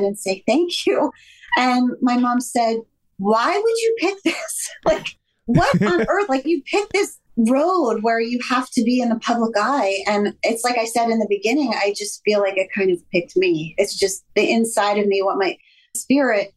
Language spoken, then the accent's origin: English; Miami, Florida, United States; moved away; growing up in Miami, I was always in the water